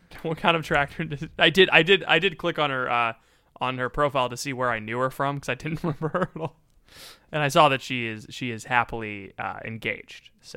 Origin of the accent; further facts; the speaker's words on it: Florida, United States; I'm from Florida